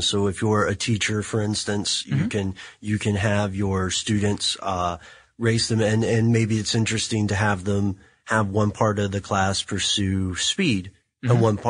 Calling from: Pittsburgh, Pennsylvania, United States

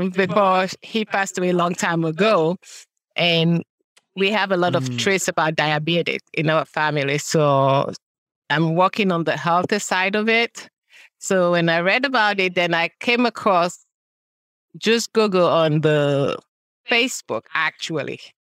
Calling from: Burtonsville, Maryland, United States; I'm coming from Maryland, Buttonsville, Maryland.

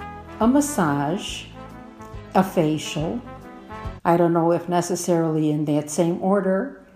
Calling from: Aguascalientes, Mexico; I'm calling from Aguascalientes, Mexico.

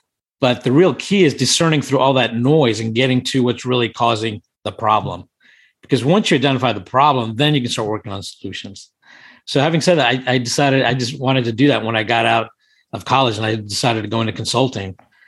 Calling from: Washington, District of Columbia, United States; I'm in Washington, D.C. currently.

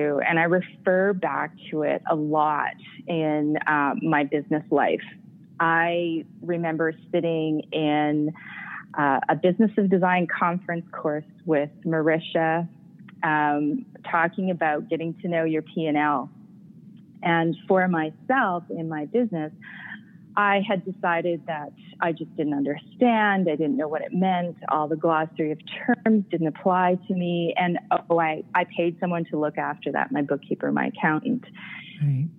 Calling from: Calgary, Alberta, Canada; I am calling from the comfort of my own home here on a wintry day in Calgary.

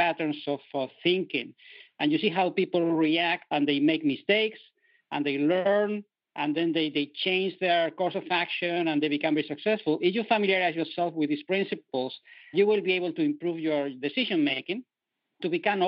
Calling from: Netherlands; accent: European; I'm calling from Europe, from the Netherlands today. So you will feel my European accent

